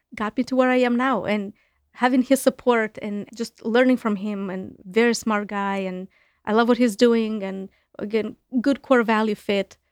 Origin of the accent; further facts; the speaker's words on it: Chisinau, Moldova; English is a second language; moved away as an adult; now in United States; back home in my home country, in Moldova, in Chisinau, the capital where I'm from.